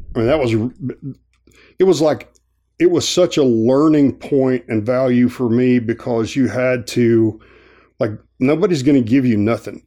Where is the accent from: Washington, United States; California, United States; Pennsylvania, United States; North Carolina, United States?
North Carolina, United States; Asheville; moved away as an adult; also born or lived in Hawaii; I grew up in Asheville, it's mostly a tourist town